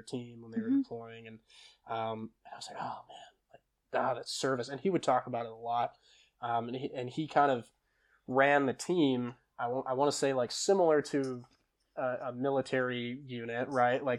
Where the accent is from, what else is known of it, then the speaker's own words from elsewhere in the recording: Deerfield, Illinois, United States; I grew up, I'm originally from Illinois. I went to high school in Deerfield, Illinois